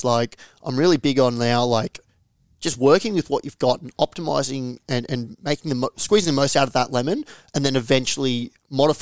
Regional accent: Melbourne, Victoria, Australia; also born or lived in Yarrawonga, Victoria; originally from Country Vic, from Yarrawonga. So family was there and then sort of moved to Melbourne when I was 5, 6 years old.

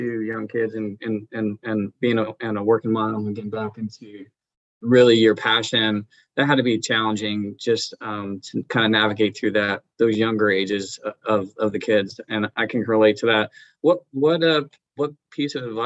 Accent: Northeast, United States; I'm from the Northeast

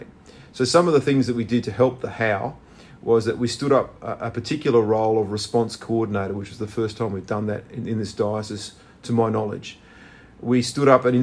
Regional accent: Australia; now in New South Wales, Australia; my home state

